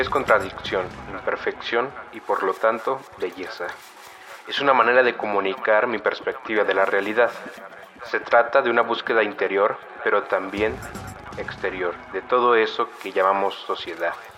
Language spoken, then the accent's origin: Spanish; Mexico City, Mexico; soy originario de la Ciudad de México, donde actualmente vivo